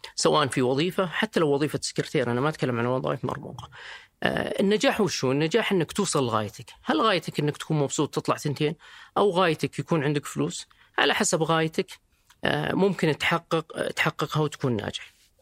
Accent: Riyadh, Riyadh Province, Saudi Arabia; also born or lived in Dubai; انا طبعا من مواليد الرياض

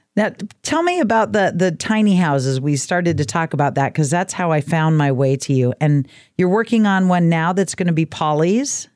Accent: Oregon coast, United States; I was raised on the Oregon coast

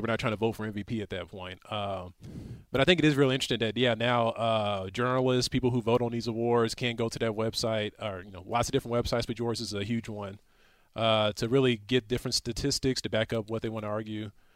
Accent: Houston, Texas, United States; I'm from Houston

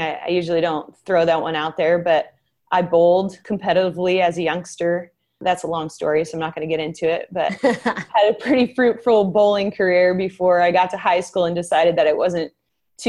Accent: Northern California, United States; also born or lived in Tennessee; now in Sacramento, United States; I'm originally from Northern California and my biological family is up north

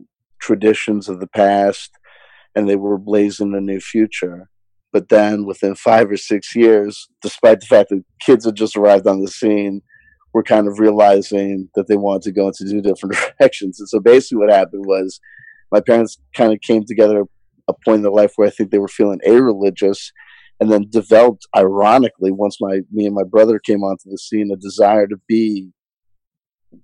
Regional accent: New Jersey, United States; I grew up in New Jersey

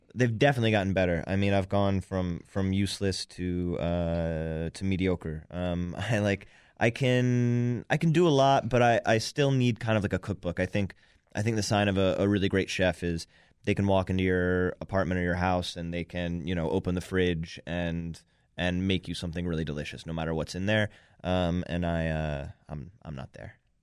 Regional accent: New York, United States; I grew up in New York

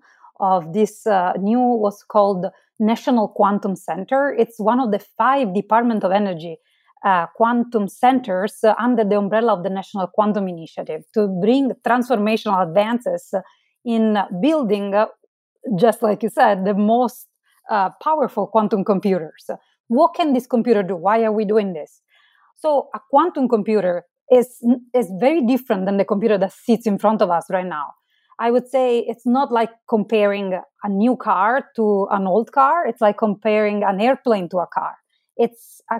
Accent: Marsala, Sicily, Italy; moved away as an adult; now in United States; Originally, I'm from Italy. I grew up in Marsala. It's a town in southern Italy. I moved to the United States later on for my PhD

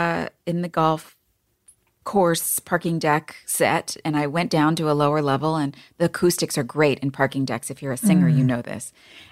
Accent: New York, United States; I'm still a New Yorker

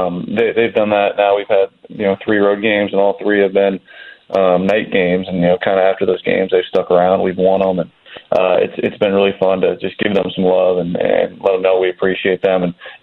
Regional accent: California, United States; I was too young to watch him play growing up in the Bay Area

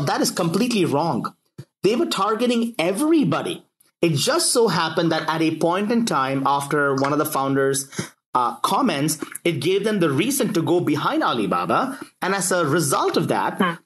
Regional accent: United States

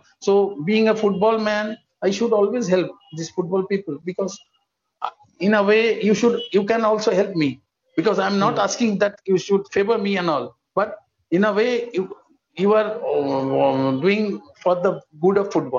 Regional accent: India; As an Indian, we should be proud of him.

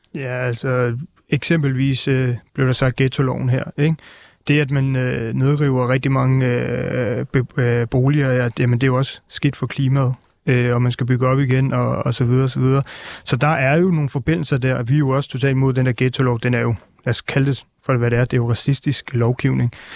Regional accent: Albertslund, Capital Region of Denmark, Denmark; also born or lived in Northern India; jeg er jo selv fra Albertslund af

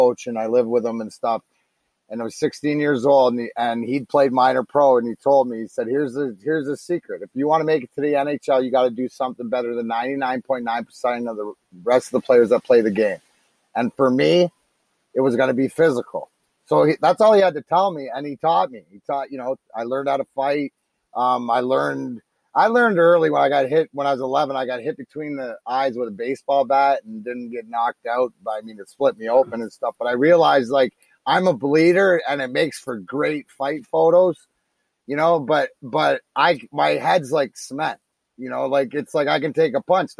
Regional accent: Leamington, Ontario, Canada; I grew up in Leamington

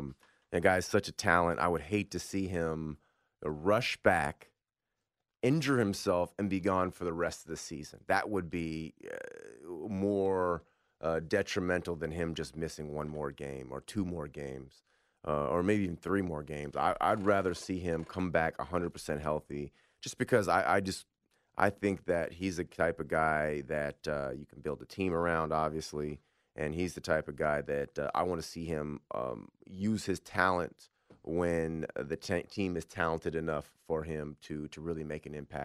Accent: Berkeley, California, United States; I'm from Berkeley, so yeah, it's good to have a Bay Area being represented on the phone line.

